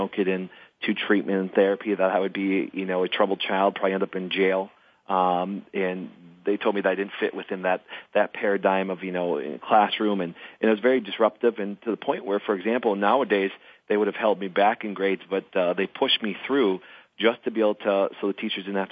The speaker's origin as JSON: {"language": "English", "town": "Crivitz", "region": "Wisconsin", "country": "United States", "tie": "born or raised there", "said": "I grew up in Crivitz, Wisconsin. I grew up in a very small town of 900 people"}